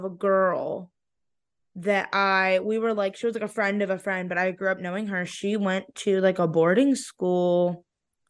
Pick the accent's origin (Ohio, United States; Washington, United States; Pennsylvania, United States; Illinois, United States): Ohio, United States; Stow; moved away as an adult; now in Morgantown, United States; So like I grew up in Stowe